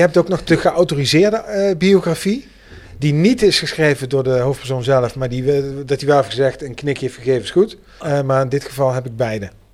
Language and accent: Dutch; Heerlen, Limburg, Netherlands; ik ben in Heerlijk geboren.